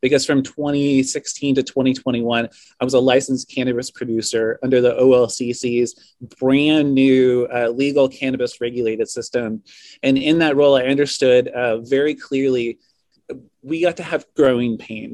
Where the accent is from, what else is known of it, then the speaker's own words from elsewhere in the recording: Lincoln City, Oregon, United States; I was born and raised in Lincoln City at the coast